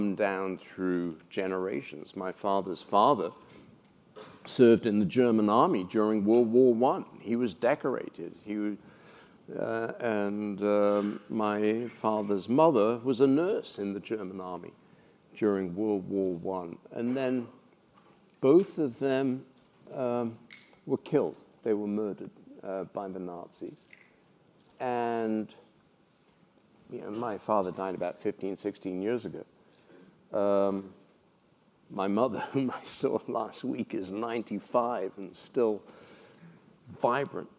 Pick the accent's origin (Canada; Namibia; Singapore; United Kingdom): United Kingdom; moved away as an adult; now in United States; I grew up in the Britain that predated Margaret Thatcher